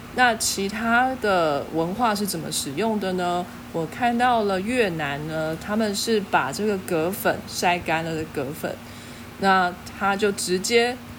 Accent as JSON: {"language": "Chinese", "country": "Taiwan", "said": "我们台湾人"}